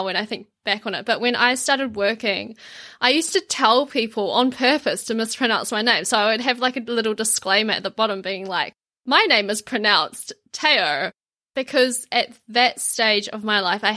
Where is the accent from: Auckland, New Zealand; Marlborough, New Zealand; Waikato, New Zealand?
Auckland, New Zealand; the area that I grew up in Auckland now is, like, Asia Central